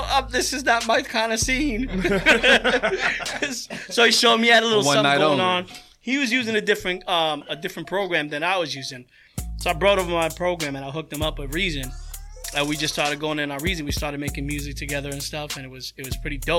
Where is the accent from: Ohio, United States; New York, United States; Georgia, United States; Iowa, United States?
New York, United States; New York City; moved away; I'm from Queens